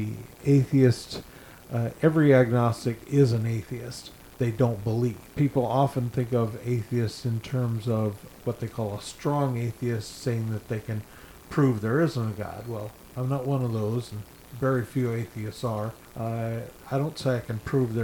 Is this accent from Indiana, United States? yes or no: yes; Indiana, United States; also born or lived in Ohio / Texas / California; now in Florida, United States; Born in Ohio, grew up in Indiana.